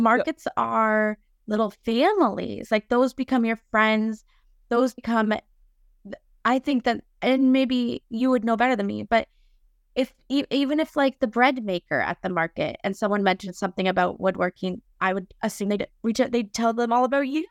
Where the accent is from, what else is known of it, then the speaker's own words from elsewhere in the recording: Lion's Head, Ontario, Canada; I'm from Lionshead